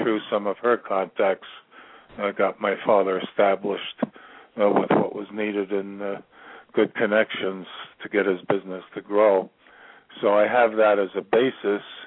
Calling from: Virginia, United States; I'm calling from Virginia

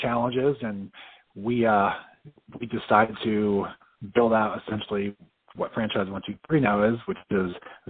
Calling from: Tampa, Florida, United States; I'm actually calling from Tampa, Florida.

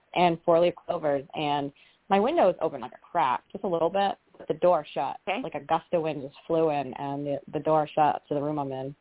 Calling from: Rhode Island, United States; I'm calling from Rhode Island

